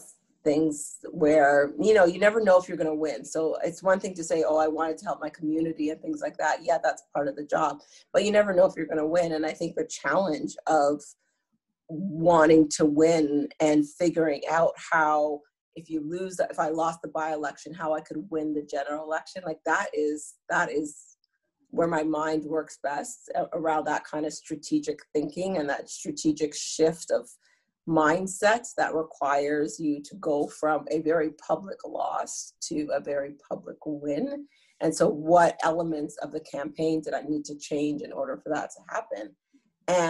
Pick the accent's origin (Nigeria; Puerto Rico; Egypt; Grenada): Grenada; now in Canada; I'm from Grenada.